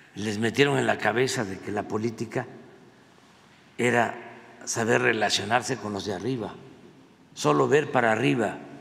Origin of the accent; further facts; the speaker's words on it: Tabasco, Mexico; also born or lived in Veracruz; yo soy veracruzano, soy tabasqueño, bueno, soy choco jarocho